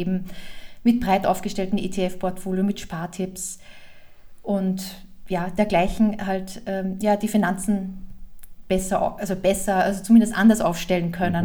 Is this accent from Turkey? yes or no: no; Austria; moved away as an adult; now in Germany; Also ich komme aus Österreich ursprünglich